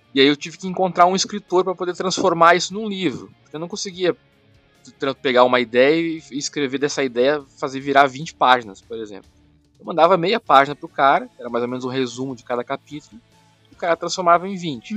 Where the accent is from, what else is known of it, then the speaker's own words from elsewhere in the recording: Brazil; sou brasileiro